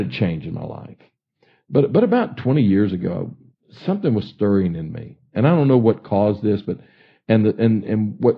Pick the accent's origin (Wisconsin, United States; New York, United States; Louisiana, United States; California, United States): Louisiana, United States; Baton Rouge; moved away; I grew up in Baton Rouge and graduated from Estruma High School in Baton Rouge in 1965.